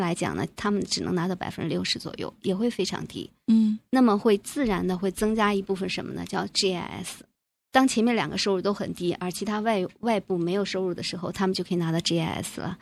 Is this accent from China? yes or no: yes; China; now in Canada; 我们中国人